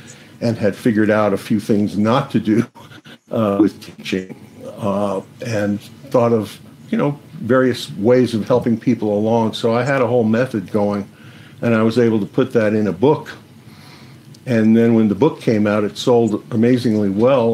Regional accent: New York City, New York, United States; I grew up in the Bronx in a really nice neighborhood with a lot of interesting people

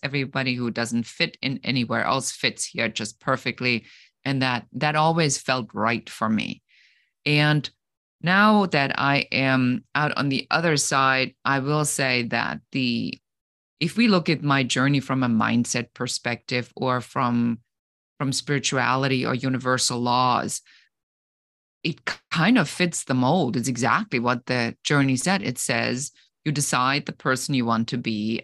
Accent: Germany; moved away; I come originally from Germany, where we take things extremely seriously

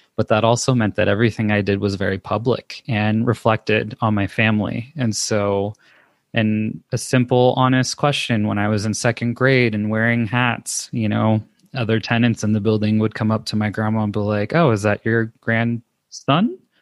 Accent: Los Angeles, California, United States; moved away as an adult; now in Denver, United States; I was born and raised in Los Angeles, California

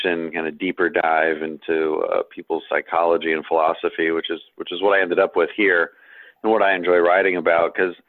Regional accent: Colombia; Growing up in Colombia, there was worry of being kidnapped and shot and, real worries, not microaggression worries.

